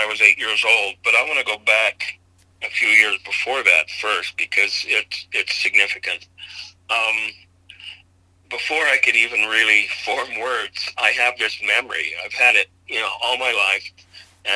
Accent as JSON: {"language": "English", "region": "Idaho", "country": "United States", "tie": "born or raised there", "said": "I was raised in Idaho."}